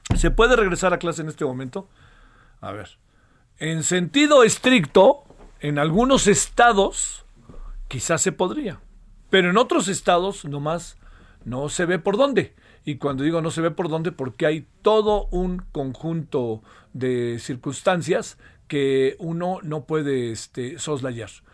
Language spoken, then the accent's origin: Spanish; Mexico; Yo como mexicano tengo un signo de identidad